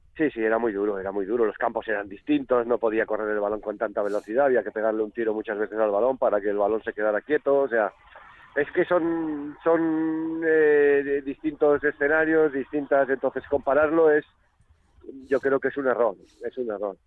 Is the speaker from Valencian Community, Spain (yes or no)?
no; Catalonia, Spain; now in Logroño, Spain